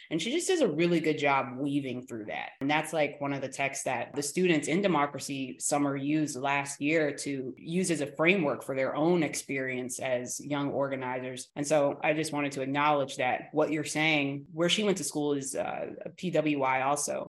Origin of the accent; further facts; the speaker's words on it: Durham, North Carolina, United States; also born or lived in Oxford, North Carolina; I am from Durham, North Carolina, but I went to high school in Oxford, North Carolina. And then I came back and went to school again in Durham, North Carolina at Central.